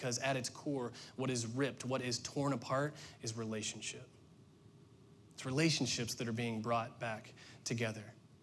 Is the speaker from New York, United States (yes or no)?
no; Indiana, United States; moved away as an adult; We were born and raised and went to school and worked in Indiana